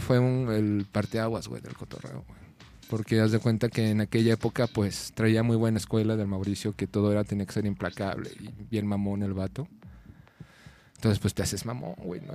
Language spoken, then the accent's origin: Spanish; Mexico City, Mexico; now in Guadalajara, Mexico; yo nací aquí en el DF